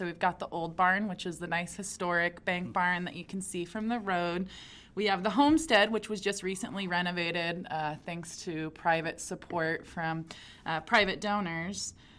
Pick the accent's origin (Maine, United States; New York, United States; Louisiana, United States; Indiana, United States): Indiana, United States; Fort Wayne; Born and raised in Fort Wayne, so the agriculture aspect and playing in cornfields at grandparents